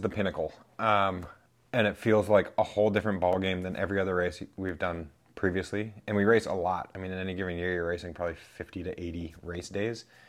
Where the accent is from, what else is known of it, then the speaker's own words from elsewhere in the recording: New Hampshire, United States; now in Vermont, United States; Born and raised in New Hampshire